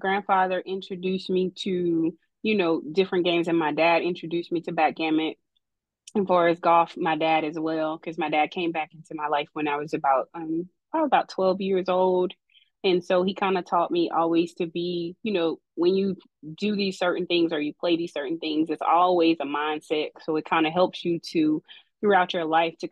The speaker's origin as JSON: {"language": "English", "region": "Louisiana", "country": "United States", "tie": "born or raised there", "said": "I come from Louisiana, so born and raised Louisiana"}